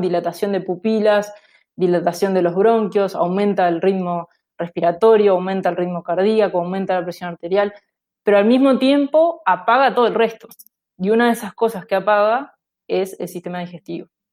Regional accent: Uruguay; moved away as an adult; also born or lived in Aarhus, Denmark; now in United States; yo salí de, de Uruguay habiendo hecho la licenciatura y la maestría

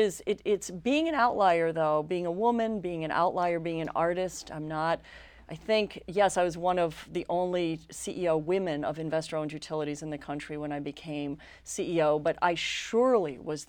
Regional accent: New York City, New York, United States; I grew up in New York City, child of a working New York actor, which meant that he wasn't working a lot.

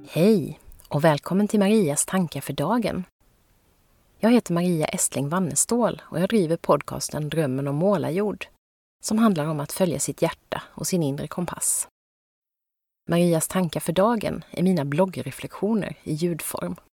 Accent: Växjö, Kronoberg County, Sweden; min hemstad Växjös

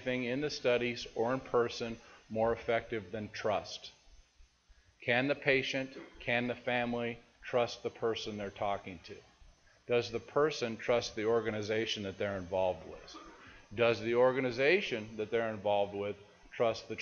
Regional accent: Seattle, Washington, United States; I'm from Seattle

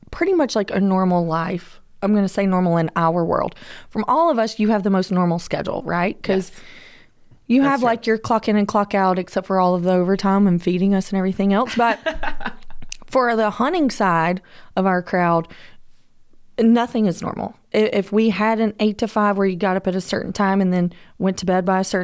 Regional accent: Los Angeles, California, United States; totally, but I am from Georgia. Come on. And I'm from

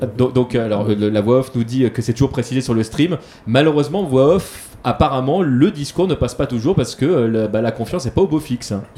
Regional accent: France; chez nous en France

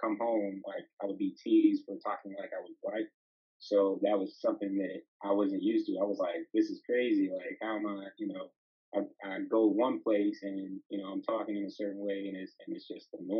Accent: Pittsburgh, Pennsylvania, United States; I'm from the east side of Pittsburgh. I grew up in Wilkinsburg

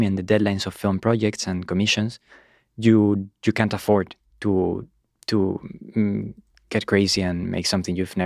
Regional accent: Granada, Andalusia, Spain; moved away as an adult; also born or lived in Berkeley; now in Los Angeles, United States; I grew up in Spain, in Granada

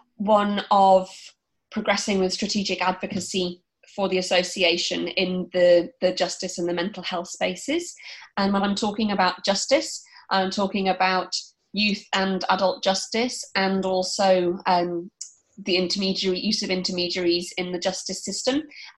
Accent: United Kingdom; I trained in the UK. I think my accent probably gives it away.

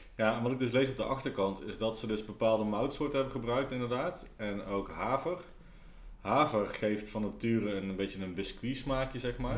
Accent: Nijmegen, Gelderland, Netherlands; als Nijmegenaar

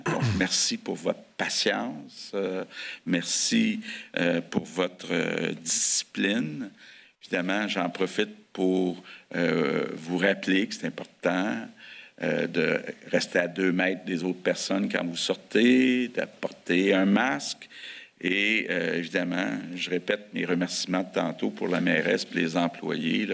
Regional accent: Sainte-Anne-de-Bellevue, Quebec, Canada; Je viens de Montréal, plus, plus, le saint anne de Bellevue

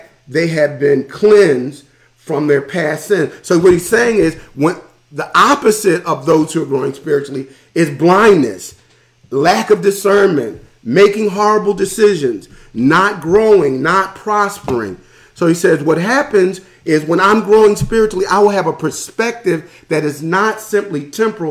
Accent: Philadelphia, Pennsylvania, United States; I'm from Philadelphia, the hood, North Philadelphia

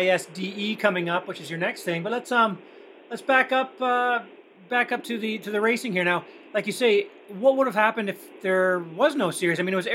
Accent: Canada; being Canadian

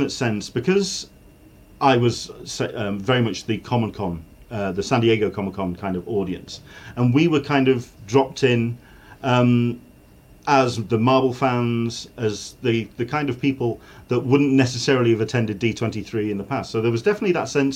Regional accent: United Kingdom; as a Brit

